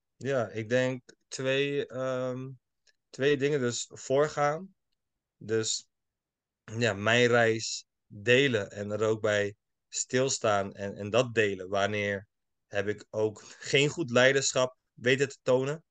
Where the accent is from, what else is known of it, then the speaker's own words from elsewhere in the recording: Schiedam, South Holland, Netherlands; also born or lived in United States; opgegroeid in Schiedam, Schiedam Nieuwland